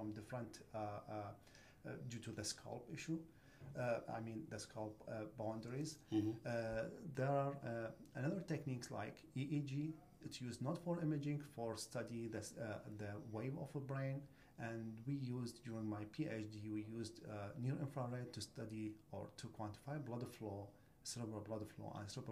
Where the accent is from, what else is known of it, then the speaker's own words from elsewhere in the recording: Iraq; moved away as an adult; now in United States; I came from Iraq